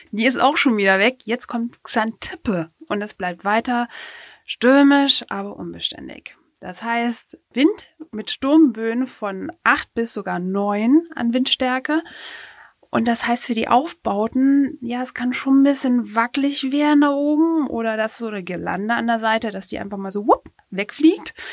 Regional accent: Baden-Württemberg, Germany; Ich komme aus der Nähe von Heilbronn, aus dem schönen Hohenlohe, aber da wird Karneval oder Fasnacht oder Fasching, wie man es auch nennen will, kaum gefeiert, denn es ist evangelisch geprägt

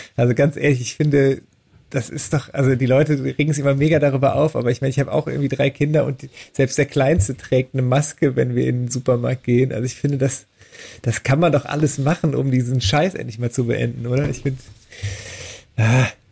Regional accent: Düren, North Rhine-Westphalia, Germany; born or raised there

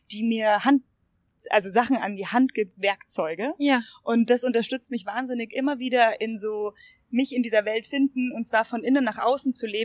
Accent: Munich, Bavaria, Germany; ich bin Münchnerin

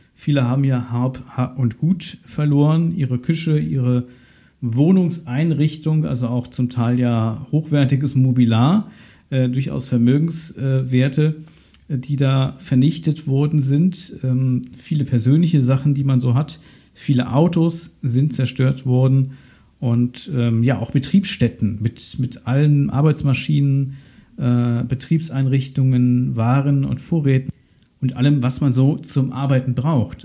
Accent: Ahr Valley, Rhineland-Palatinate, Germany; meine Heimatregion, das Ahrtal

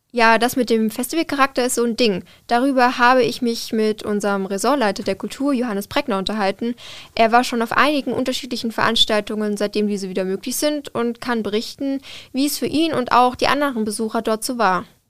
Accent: Rhineland-Palatinate, Germany; now in Darmstadt, Germany; ich komme aus der Pfalz

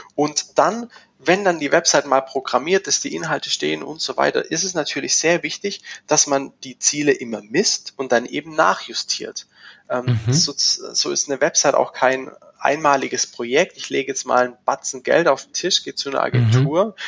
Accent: Schwäbisch Gmünd, Baden-Württemberg, Germany; bin hier in Schwäbisch Gmünd. Das äh, erklärt den Dialekt, äh, äh, lässt sich schwer verstecken, äh, unweit von Stuttgart.

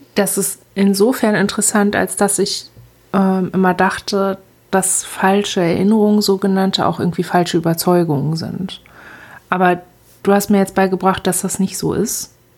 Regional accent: Germany; ich schaue als Deutsche

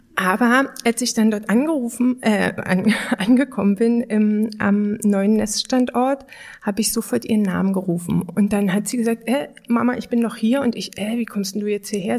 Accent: Germany; ich bin ja in der Lausitz geboren

